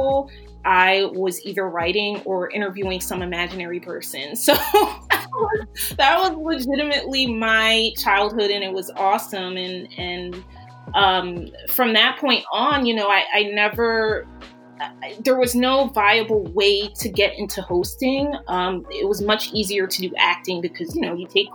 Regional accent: Philadelphia, Pennsylvania, United States; I'm from Philadelphia

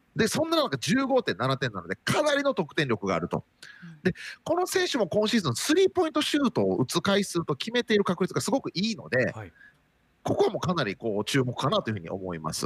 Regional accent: Nara, Japan; moved away; also born or lived in Okinawa; 僕も奈良県出身

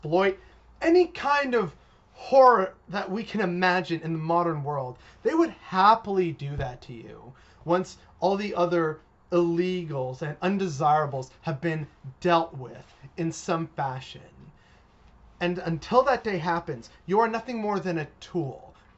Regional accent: Canada; a Canadian. Latino, born and raised in Canada

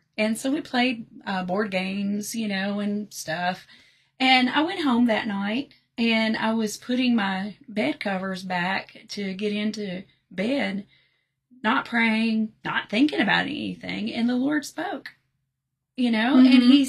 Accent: Lewisburg, Tennessee, United States; also born or lived in Nashville, Tennessee; Yeah, I grew up in Lewisburg

